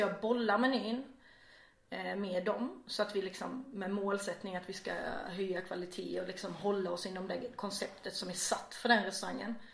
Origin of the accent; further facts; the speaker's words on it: Vejbystrand, Skåne, Sweden; moved away as an adult; also born or lived in Gothenburg / Norway; now in Malmö, Sweden; Jag är uppväxt i Vejbystrand som ligger i nordvästra Skåne.